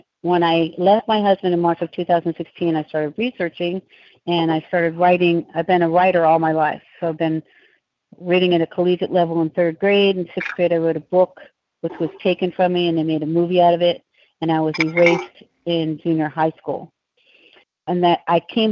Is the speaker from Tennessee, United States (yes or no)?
no; Hollywood, Florida, United States; I was born August 11th, 1958 in Hollywood, Florida